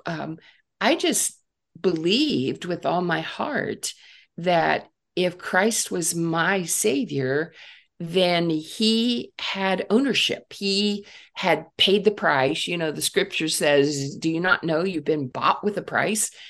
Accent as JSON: {"language": "English", "region": "Northeast Ohio", "country": "United States", "tie": "born or raised there", "said": "I grew up in Northeast Ohio"}